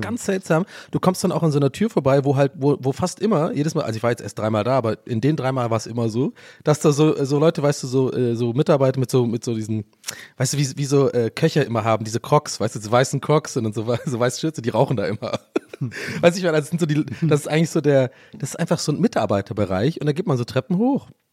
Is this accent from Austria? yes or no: no; near Stuttgart, Baden-Württemberg, Germany; ich komme ja aus der Nähe von Stuttgart